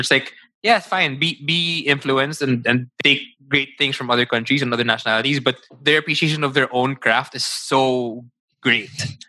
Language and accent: English; Philippines; the mere fact that we're speaking English now over Filipino, that's the basic. I mean, that's how we were raised, the schools we went to, that's our background